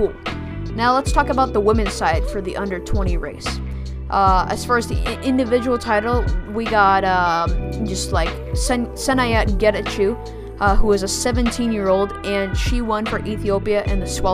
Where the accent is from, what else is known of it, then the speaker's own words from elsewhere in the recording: United States; I'm an American, proud American.